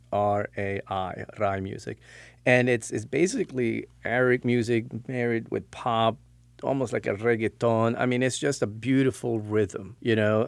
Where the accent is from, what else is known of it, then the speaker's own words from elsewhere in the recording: Stockholm, Stockholm County, Sweden; now in Florida, United States; born and raised, uh, grew up in Stockholm